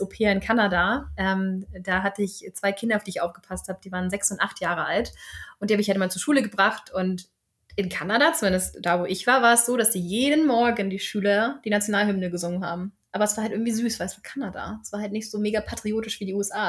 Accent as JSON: {"language": "German", "country": "Germany", "moved": "as an adult", "lives_now": "Sweden", "said": "wir sind ja gerne Deutsche"}